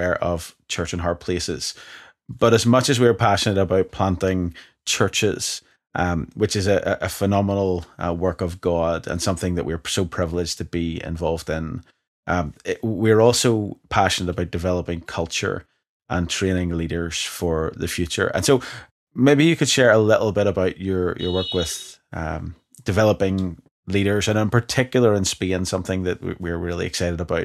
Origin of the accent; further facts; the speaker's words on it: Ireland; as an Irishman